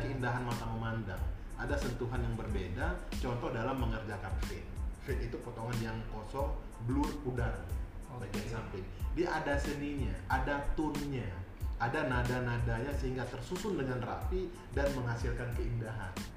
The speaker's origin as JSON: {"language": "Indonesian", "region": "Aceh", "country": "Indonesia", "also_born_or_lived": "Malaysia", "said": "Saya asalnya uh, Aceh, Indonesia"}